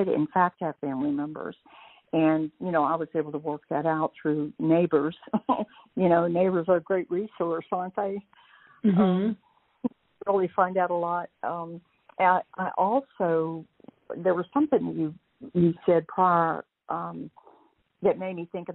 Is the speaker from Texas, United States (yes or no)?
yes; Texas, United States; accent: Texas drawl; moved away as an adult; also born or lived in Northeast Georgia; now in Georgia, United States; I'm originally from Texas. Still have that Texas drawl, apparently